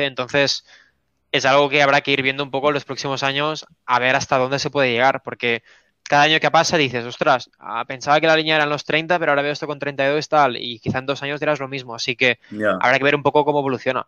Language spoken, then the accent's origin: Spanish; Spain; tres chavales de España de 22, 20 y 26 años